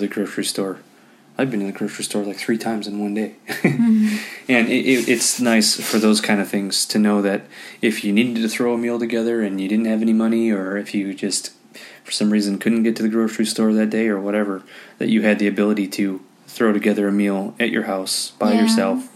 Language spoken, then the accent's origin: English; Illinois, United States; I grew up in Illinois